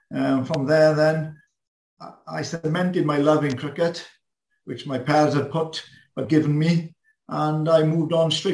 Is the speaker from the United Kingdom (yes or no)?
yes; Wales, United Kingdom; first language Welsh; English is a second language; also born or lived in Llandovery; I spoke my first language is Welsh